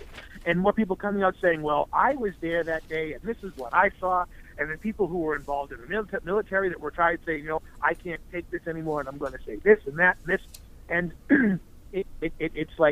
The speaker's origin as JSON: {"language": "English", "region": "New England", "country": "United States", "tie": "born or raised there", "said": "growing up around the New England area, spending a lot of time here"}